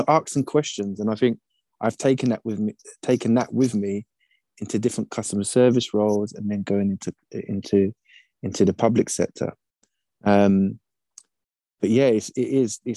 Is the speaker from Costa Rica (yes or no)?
no; United Kingdom; I'm British